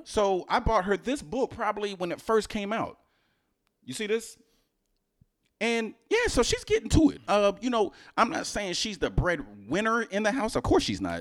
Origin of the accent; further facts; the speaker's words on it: Houston, Texas, United States; moved away; also born or lived in New Jersey; I'm originally from Houston